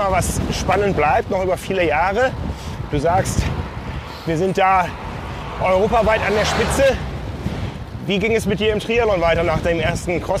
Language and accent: German; Northern Germany, Germany; Äh, Bad Urach, jetzt muss ich als Norddeutscher äh, ein bisschen äh, im, im Nebel rumstochern